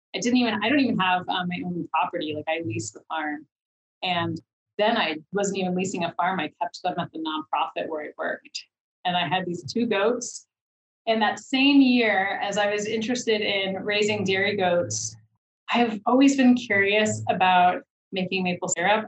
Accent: New York City, New York, United States; moved away; I grew up in the Bronx in New York City

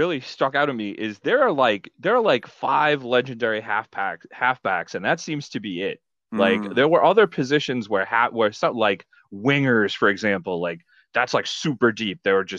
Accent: United States; I'm an American.

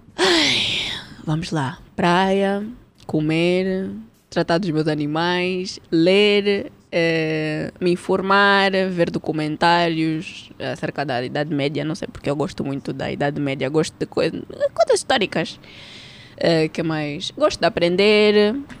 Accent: Barcelona, Catalonia, Spain; moved away as an adult; also born or lived in Portugal; now in Angola; eu nasci cá, mas eu cresci em Espanha

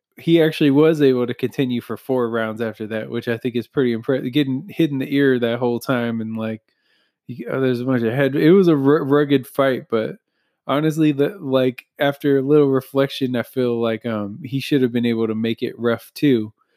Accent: United States; just being an American

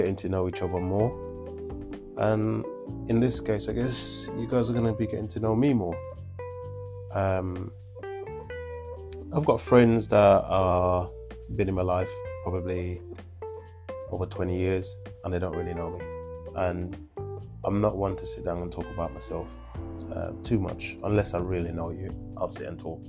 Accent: Jamaica; moved away as an adult; now in England, United Kingdom; I am what I would like to call a country boy. So I was born in Jamaica, came to England when I was 17

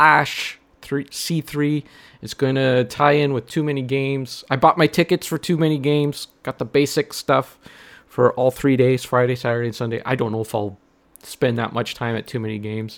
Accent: Canada; I'm a Canadian

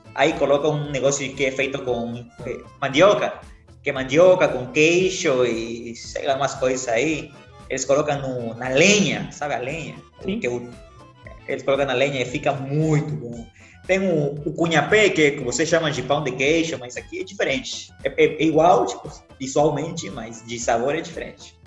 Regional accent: Santa Cruz de la Sierra, Santa Cruz, Bolivia; Portuguese is a second language; moved away; minha terra, terra muito linda, terra muito bonita, muito quente também

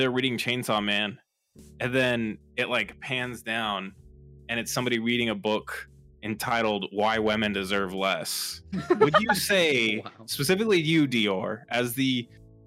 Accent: Canada; We're actually Canadian

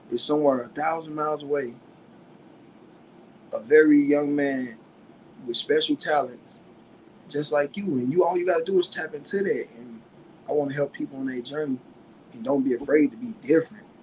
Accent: St. Louis, Missouri, United States; accent: country; I'm from St. Louis, 314, Missouri. You know, the west side, the ratchet part

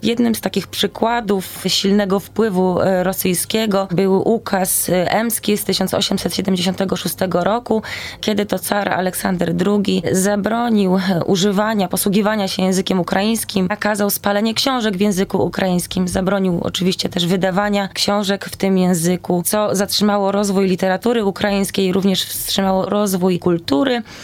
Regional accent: Poland; tutaj jestem z Polski, znam tylko ukraiński

